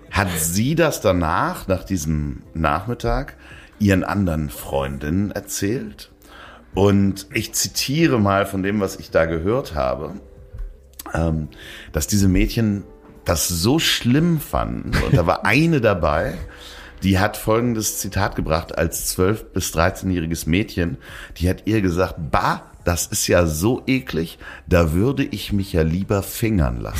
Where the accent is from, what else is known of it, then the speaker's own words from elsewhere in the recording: Hamburg, Germany; Natürlich fährt man als Hamburger an Hamburger Schu Schulen nach Sylt zur ja. Klassenreise.